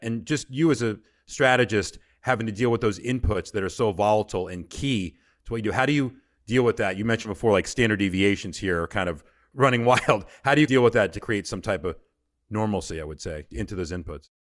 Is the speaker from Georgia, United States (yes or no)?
yes; Georgia, United States; I'm from Georgia